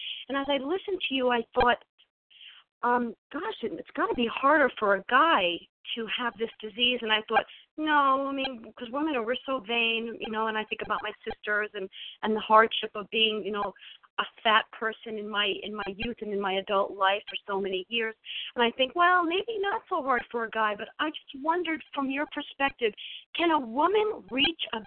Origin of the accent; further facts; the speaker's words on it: New York, United States; now in South Jersey, United States; I live in South Jersey. I'm from New York originally